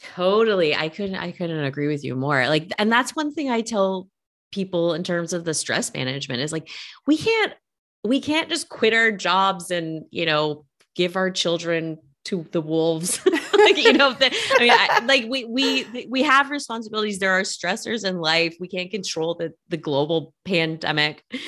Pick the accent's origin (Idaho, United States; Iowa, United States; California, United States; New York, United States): California, United States; Northern; now in Los Angeles, United States; I'm from Northern California